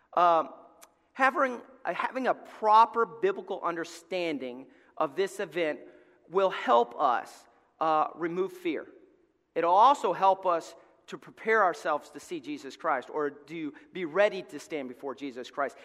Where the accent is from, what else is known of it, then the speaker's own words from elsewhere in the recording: Alabama, United States; moved away; we're from Alabama